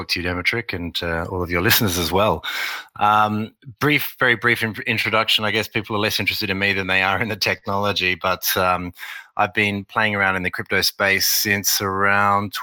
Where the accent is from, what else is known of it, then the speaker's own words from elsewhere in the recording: Australia; accent: Australian; also born or lived in Beijing, China / Shanghai, China / New York, United States; my accent that I'm Australian